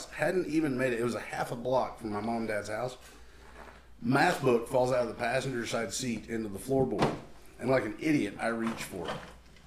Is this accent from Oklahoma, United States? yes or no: yes; Picher, Oklahoma, United States; moved away; originally I'm from Pitcher, Oklahoma.